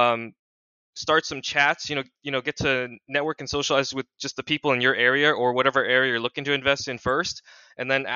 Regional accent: Washington, United States; born and raised in Washington State. Very familiar with the Seattle Tacoma area

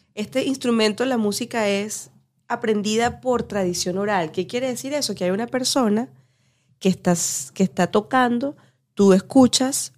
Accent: Barquisimeto, Lara, Venezuela; moved away; yo que soy venezolana de Barquisimeto.

